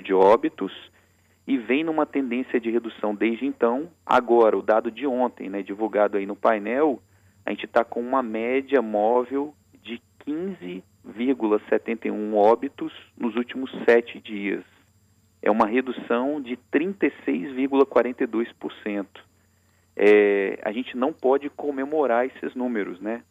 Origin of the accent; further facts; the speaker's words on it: Espírito Santo, Brazil; Enquanto capixaba